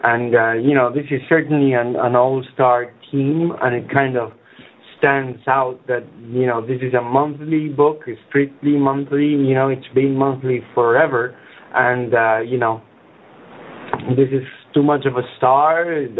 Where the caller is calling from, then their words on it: Spain; English is a second language; I'm calling from Spain